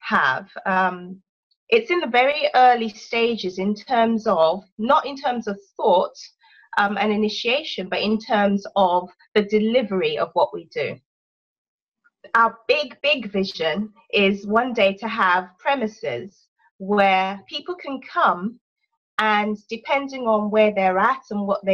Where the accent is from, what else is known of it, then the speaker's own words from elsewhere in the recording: London, United Kingdom; accent: English; moved away as an adult; My parents are Nigerian. But I was born in London and brought up most of my life in London.